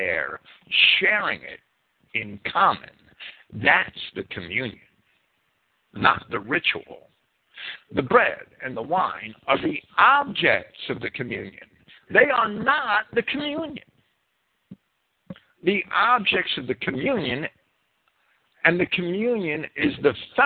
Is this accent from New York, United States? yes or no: no; New Jersey, United States; accent: New Jersey; my New Jersey accent